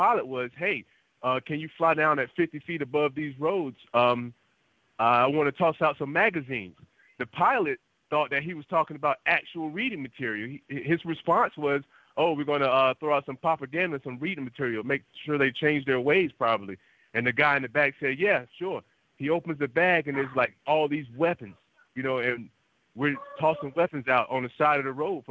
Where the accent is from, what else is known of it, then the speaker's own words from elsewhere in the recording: United States; I'm African American